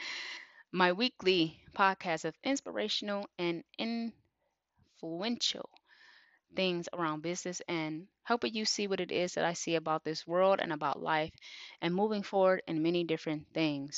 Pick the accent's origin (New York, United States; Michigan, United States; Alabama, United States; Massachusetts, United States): Michigan, United States; Detroit; I am from Detroit, Michigan, born and raised.